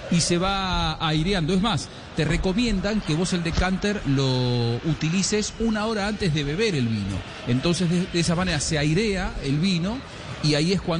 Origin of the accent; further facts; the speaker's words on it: Argentina; soy argentino tradicionalmente, pero y de nacimiento